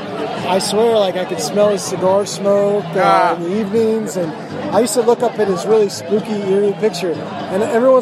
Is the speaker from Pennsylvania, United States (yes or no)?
yes; Lancaster County, Pennsylvania, United States; moved away as an adult; also born or lived in California; I grew up in Pennsylvania